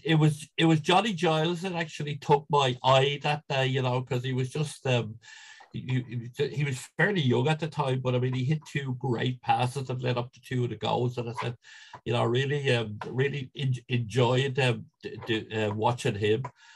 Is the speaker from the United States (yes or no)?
no; Leinster, Ireland; I mean, like us all growing up in Ireland, it was GA mainly, you know.